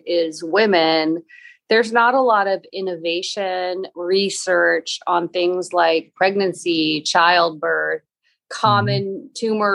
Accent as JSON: {"language": "English", "town": "Boston", "region": "Massachusetts", "country": "United States", "tie": "born or raised there", "said": "I grew up in Boston"}